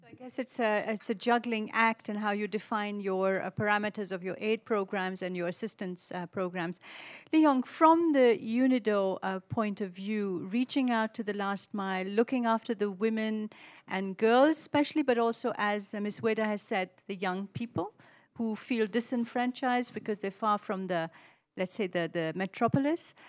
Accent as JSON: {"language": "English", "country": "Pakistan", "tie": "born or raised there", "moved": "yes", "said": "I was born in Pakistan"}